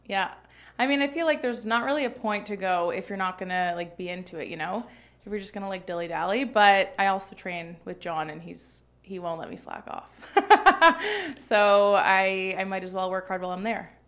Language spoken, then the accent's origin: English; Toronto, Ontario, Canada; I grew up in Toronto.